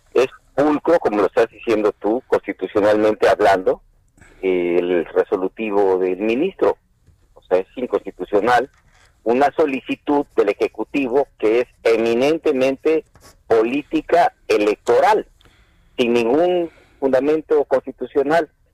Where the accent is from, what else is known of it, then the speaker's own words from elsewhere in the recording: Mexico; Yo soy senador de la República, pero antes soy padre, soy mexicano